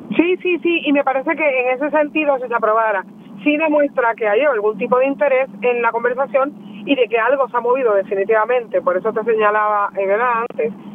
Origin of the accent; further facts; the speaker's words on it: Puerto Rico; nosotros sentimos como puertorriqueños